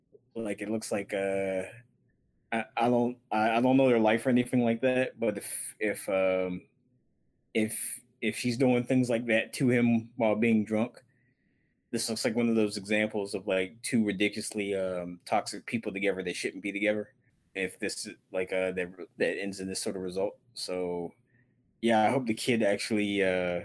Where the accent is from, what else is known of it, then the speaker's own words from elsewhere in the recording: Mid-South, United States; I am from the Mid-South